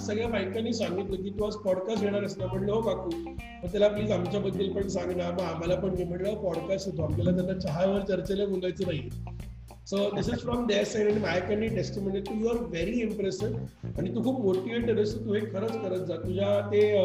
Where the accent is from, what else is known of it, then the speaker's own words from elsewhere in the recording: Pune, Maharashtra, India; मी तसा मोहचा पुण्याचा आहे